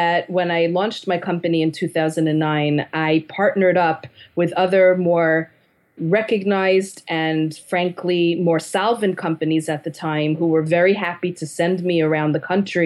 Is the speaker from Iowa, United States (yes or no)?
no; New York City, New York, United States; I'm from Manhattan